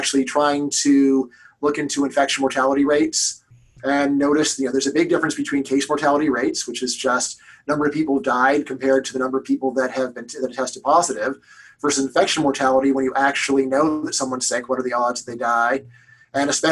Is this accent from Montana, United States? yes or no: no; Los Angeles, California, United States; I'm from Los Angeles